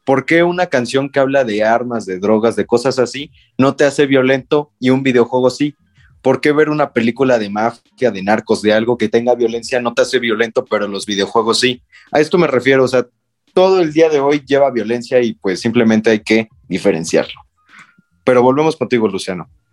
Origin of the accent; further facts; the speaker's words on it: Mexico; como mexicano